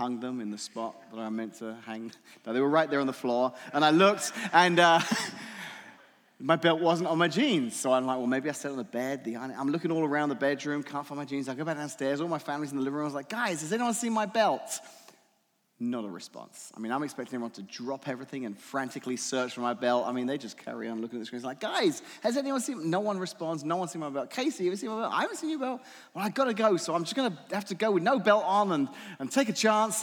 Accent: England, United Kingdom; moved away; I'm from England originally

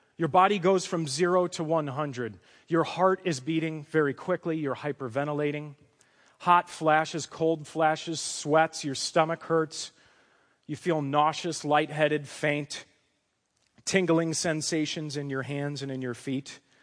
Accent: Chicago, Illinois, United States; I come from a Chicago, Polish, Roman Catholic family. My dad's a retired Teamster truck driver, Uh, we grew up in the Roman Catholic tradition

